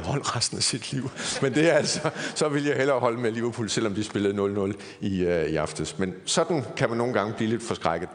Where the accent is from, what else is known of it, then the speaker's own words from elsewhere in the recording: Aarhus, Central Denmark Region, Denmark; moved away as an adult; Jeg kommer oprindeligt fra Aarhus og Jeg har boet der hele mit liv indtil for nogle 10 år siden